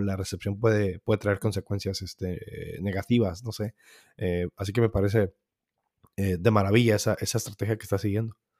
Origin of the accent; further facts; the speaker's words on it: Mexico; nosotros somos mexicanos